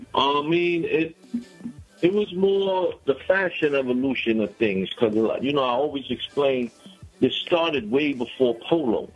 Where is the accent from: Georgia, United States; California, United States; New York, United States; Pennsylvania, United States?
New York, United States; New York City; I'm from Brownsville, Brooklyn. I'm from the Marcus Garvey Village in Brownsville, Brooklyn. That's a housing complex. Uh, that's where I was raised at.